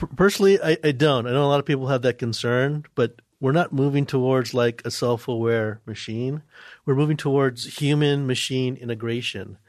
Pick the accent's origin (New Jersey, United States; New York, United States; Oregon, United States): New York, United States; Where I'm originally from, New York